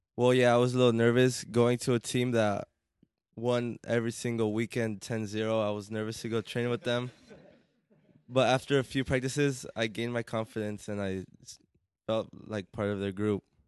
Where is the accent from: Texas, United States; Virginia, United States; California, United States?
California, United States; Corona; I'm from Corona